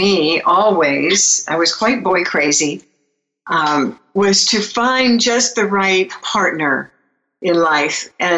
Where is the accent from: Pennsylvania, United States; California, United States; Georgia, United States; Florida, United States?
California, United States; Beverly Hills; I was born in Beverly Hills and grew up in Beverly Hills in a really interesting family